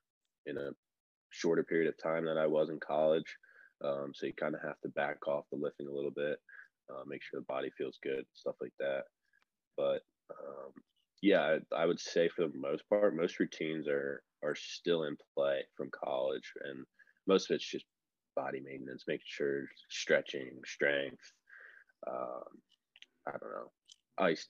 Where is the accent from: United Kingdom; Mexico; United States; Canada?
United States; Northeast; moved away as an adult; I grew up with in the Northeast